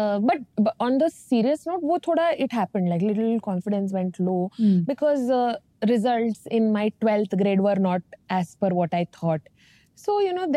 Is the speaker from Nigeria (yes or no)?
no; Dharwad, Karnataka, India; also born or lived in Bangalore; I was born in Dharwad in North Karnataka. I grew up with my grandparents for first 5 years because my father had a transferable job